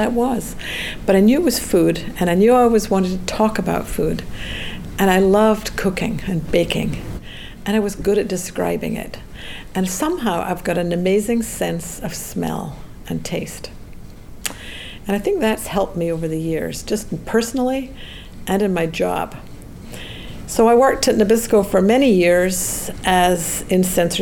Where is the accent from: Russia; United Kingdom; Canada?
United Kingdom; Scotland; moved away as an adult; also born or lived in Edinburgh, Scotland; now in United States; I grew up in Scotland